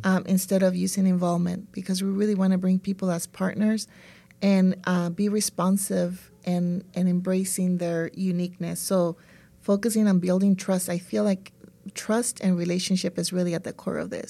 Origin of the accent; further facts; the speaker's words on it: El Salvador; now in California, United States; I'm from El Salvador